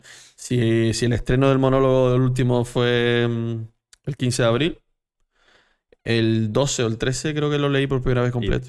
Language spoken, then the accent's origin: Spanish; Canary Islands, Spain; yo soy canario